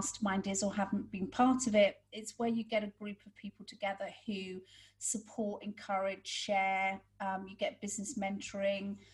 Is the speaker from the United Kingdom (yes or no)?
yes; United Kingdom; moved away; we're British